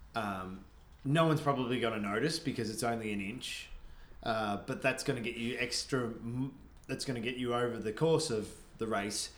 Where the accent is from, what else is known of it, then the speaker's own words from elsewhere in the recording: Australia; moved away as an adult; also born or lived in Canada; now in Vancouver, Canada; growing up in Australia